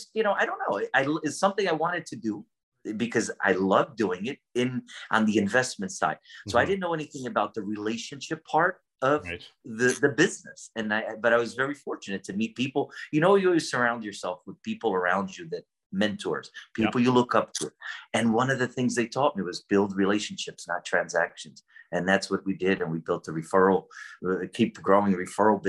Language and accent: English; New Jersey, United States; moved away as an adult; I grew up in the East Coast in New Jersey